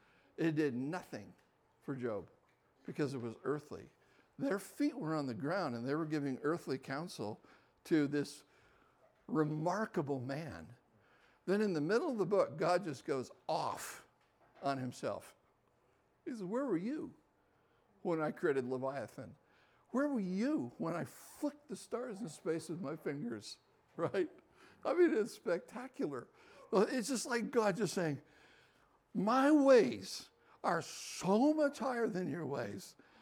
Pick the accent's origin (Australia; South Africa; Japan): Japan; So I was born and raised in Japan. 1952, so do the math, I'm 71.